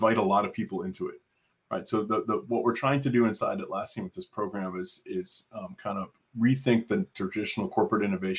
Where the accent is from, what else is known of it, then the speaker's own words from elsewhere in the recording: Canada; moved away as an adult; now in Austin, United States; I grew up in Canada